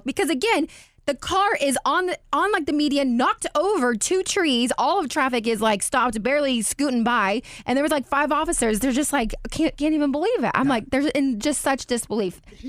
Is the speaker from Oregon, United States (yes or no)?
yes; Oregon, United States; I grew up in Oregon.